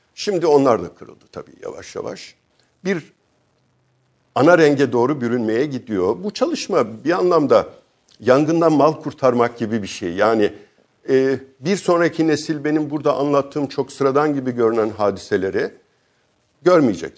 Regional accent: Sakarya, Turkey; moved away; Şimdi ben Sakarya'da doğdum. Sakarya'nın bir köyünde doğdum.

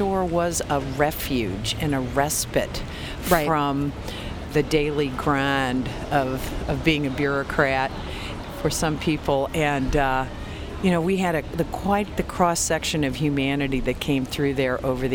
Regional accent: Kentucky, United States; growing up in Kentucky and in the family that I grew up

